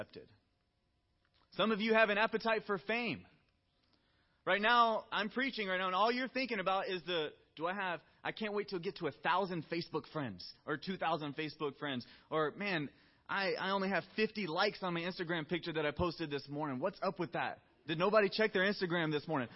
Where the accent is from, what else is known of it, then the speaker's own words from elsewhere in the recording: the South, United States; I'm from the South